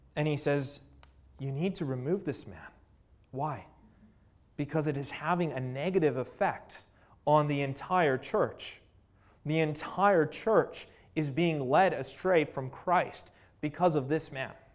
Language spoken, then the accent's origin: English; Canada; I'm from Canada